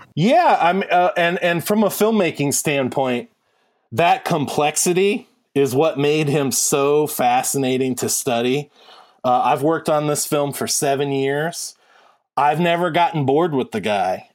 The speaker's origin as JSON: {"language": "English", "town": "Warren", "region": "Ohio", "country": "United States", "tie": "born or raised there", "said": "I'm from Warren, Ohio, which is adjacent to Youngstown."}